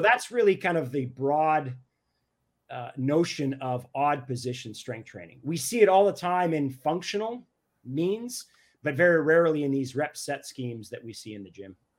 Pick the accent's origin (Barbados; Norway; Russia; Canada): Canada; I'm Canadian